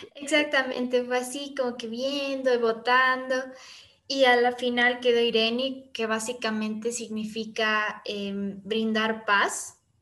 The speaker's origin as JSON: {"language": "Spanish", "town": "Quito", "region": "Pichincha", "country": "Ecuador", "said": "nos formamos aquí en Quito, precisamente en el Valle de los Chillos"}